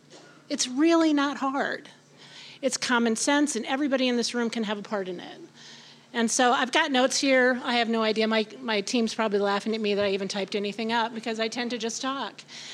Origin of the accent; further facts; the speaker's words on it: Iowa, United States; I came from Iowa, so that was a big one for me.